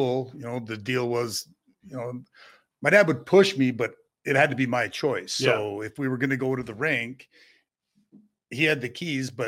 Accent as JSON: {"language": "English", "town": "Kimberley", "region": "British Columbia", "country": "Canada", "tie": "born or raised there", "said": "growing up in Kimberly, playing against all those guys. But, you know, coming from a town of 6,000 or 7,000 people"}